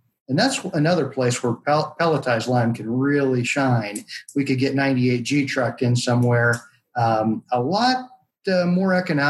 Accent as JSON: {"language": "English", "region": "Southwest Iowa", "country": "United States", "said": "I'm a little spoiled in that I'm from Southwest Iowa. We've got limestone quarries probably every 15, 20 miles."}